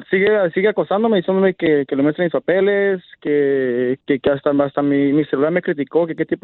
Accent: Michoacán, Mexico; now in Rancho Mirage, United States; Yo soy de Michoacán.

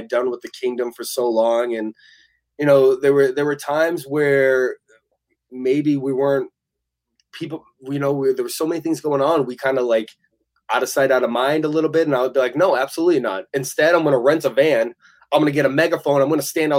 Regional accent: Massachusetts, United States; my hometown in Massachusetts

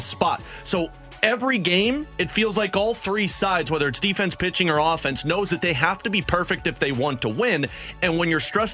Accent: St. Louis, Missouri, United States; growing up in St. Louis

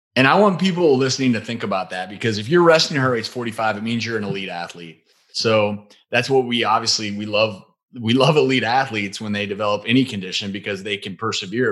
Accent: Midwest, just outside of St. Louis, Missouri, United States; We both grew up in the Midwest

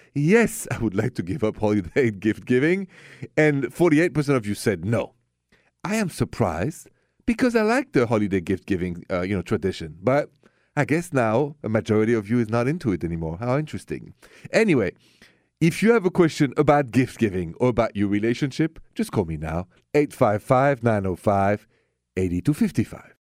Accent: Paris, Île-de-France, France; accent: French; English is a second language; moved away; my accent is French. Straight from Paris

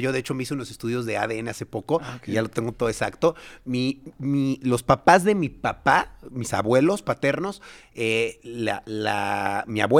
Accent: Mexico; Sí, sí, sí, pero yo sí soy nacido mexicano, todo mexicano.

